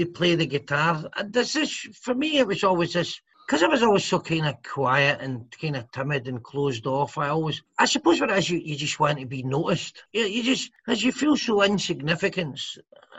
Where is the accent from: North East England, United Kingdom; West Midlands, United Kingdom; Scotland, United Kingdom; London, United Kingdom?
Scotland, United Kingdom; accent: Scottish (Glaswegian, like Billy Connolly)